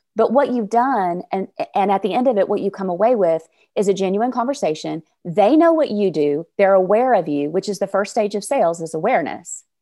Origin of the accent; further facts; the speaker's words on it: North Little Rock, Arkansas, United States; I am from North Little Rock, Arkansas, which is right outside the capital city of Little Rock.